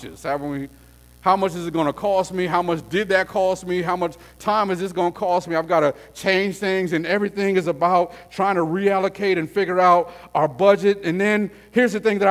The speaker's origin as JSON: {"language": "English", "town": "El Paso", "region": "Texas", "country": "United States", "tie": "born or raised there", "said": "I grew up in El Paso, Texas, where it's 114 degrees."}